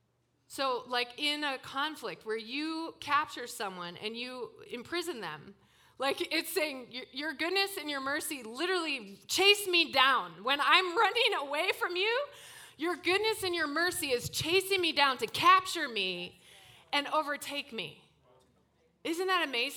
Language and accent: English; Toronto, Ontario, Canada; moved away; I came from Toronto, grew up in Toronto